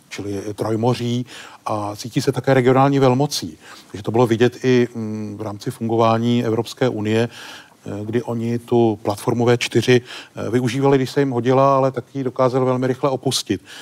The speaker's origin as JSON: {"language": "Czech", "country": "Czechia", "said": "my jako Češi"}